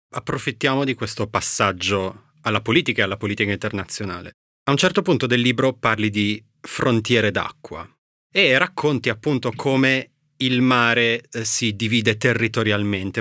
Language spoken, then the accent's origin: Italian; Bologna, Emilia-Romagna, Italy; io sono di Bologna, ci andavo spesso da ragazzino